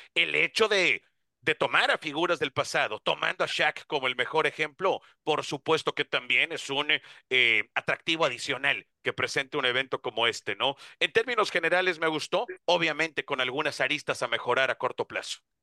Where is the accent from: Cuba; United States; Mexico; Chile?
Mexico; como mexicanos también nos emociona